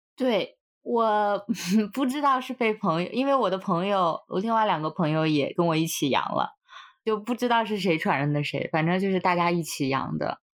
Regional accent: Hebei, China; moved away as an adult; also born or lived in United States; 我们那儿当地的河北

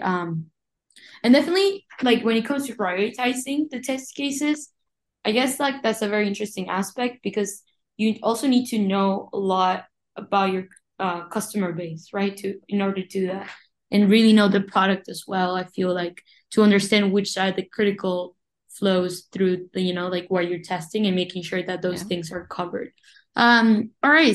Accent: Uruguay; moved away as an adult; also born or lived in Montevideo, Uruguay; now in Rochester, United States; I was born and raised in Uruguay, but I've been in the United States since 2019

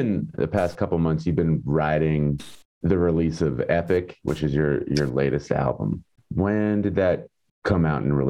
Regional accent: Marshfield, Massachusetts, United States; growing up in Marshfield, Massachusetts

